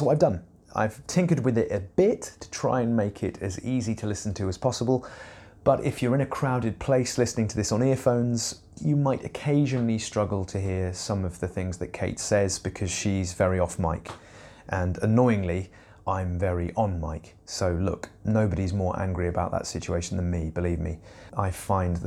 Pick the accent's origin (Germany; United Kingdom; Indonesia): United Kingdom; Eastbourne, South East England; I grew up in Eastbourne